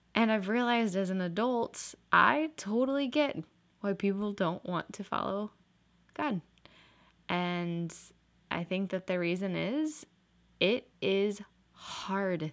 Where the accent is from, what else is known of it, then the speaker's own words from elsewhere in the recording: Portland, Oregon, United States; moved away; I grew up in Portland, Oregon my whole life